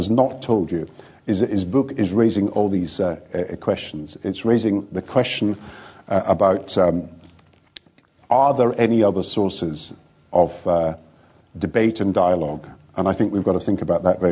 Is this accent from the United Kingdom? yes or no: yes; Scotland, United Kingdom; I'm Scottish and British